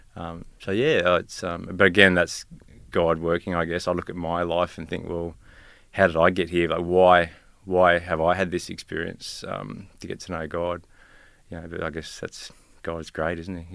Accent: Rosebery, Tasmania, Australia; now in Gympie, Australia; Tasmania, I was born on the west coast of Tasmania.

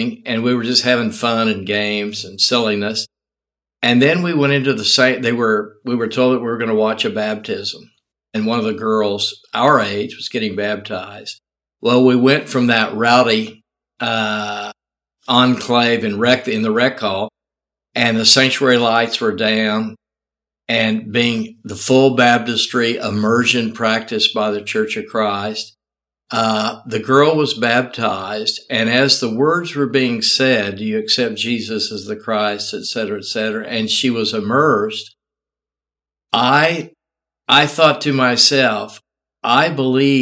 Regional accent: Tulsa, Oklahoma, United States; I grew up in Tulsa, Oklahoma.

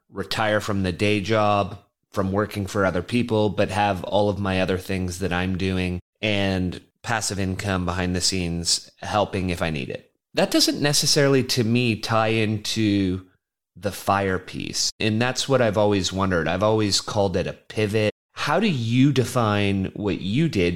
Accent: Canada; as a Canadian

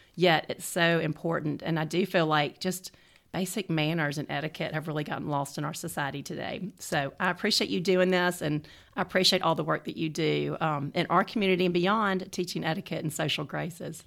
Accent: the South, United States; I was raised in the South

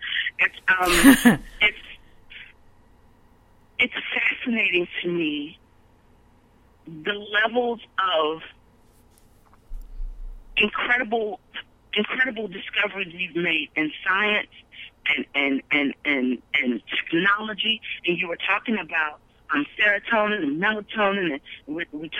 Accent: Baltimore, Maryland, United States; I'm not from the South. I'm from Baltimore

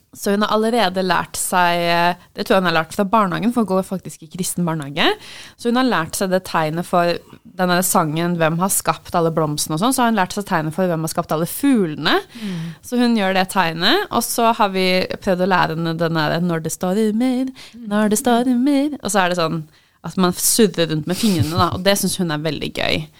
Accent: Oslo, Norway; moved away; jeg kommer fra Oslo, som er Norges største

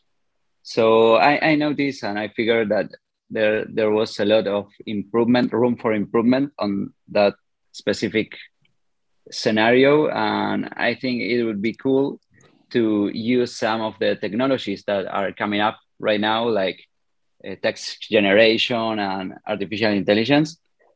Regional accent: Argentina; I'm a developer from Argentina.

